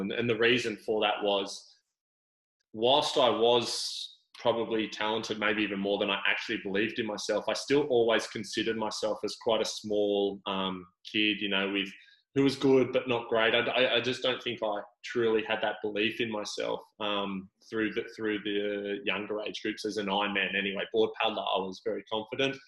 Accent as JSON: {"language": "English", "town": "Sydney", "region": "New South Wales", "country": "Australia", "tie": "born or raised there", "also_born_or_lived": "Gold Coast", "moved": "as an adult", "said": "I grew up in Sydney"}